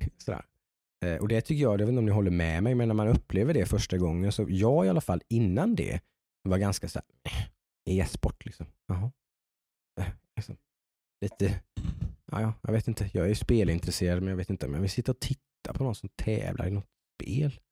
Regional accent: Jönköping, Jönköping County, Sweden; vi kommer ju från Jönköping

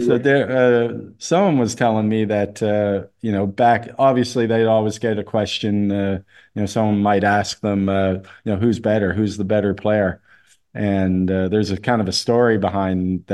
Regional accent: Halifax, Nova Scotia, Canada; I'm from Halifax

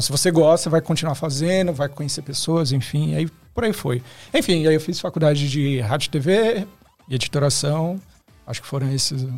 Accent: Osasco, São Paulo, Brazil; diretamente de Osasco

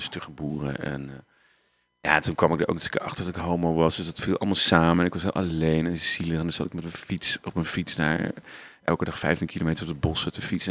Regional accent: Waalwijk, North Brabant, Netherlands; also born or lived in Oirschot; Ik ben eigenlijk opgegroeid in Waalwijk. Dat is niet zo heel ver vandaan, dus Brabant ook

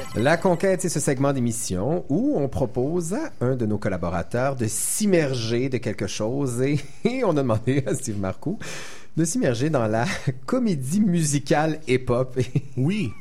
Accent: Montreal, Quebec, Canada; en tant que Montréalais

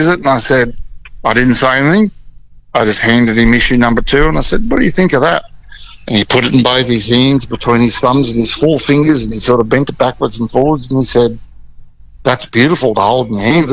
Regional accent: Mary Kathleen, Queensland, Australia; when I was growing up in Mary Kathleen in northwestern Queensland, up near Mount Isa

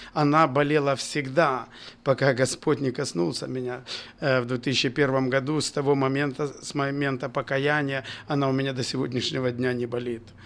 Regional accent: Bobruisk, Mogilev Region, Belarus; also born or lived in Kazakhstan / Kyrgyzstan; С 4 по 10 класс я учился в Бобруйске и, в принципе, там закончил школу

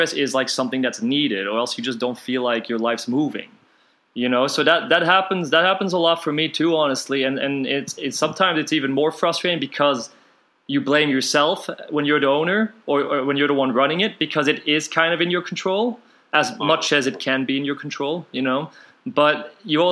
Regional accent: Antwerp, Flanders, Belgium; moved away; I'm from Belgium originally

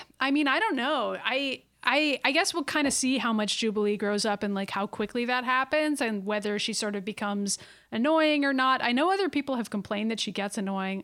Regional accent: Massachusetts, United States; We're from Massachusetts.

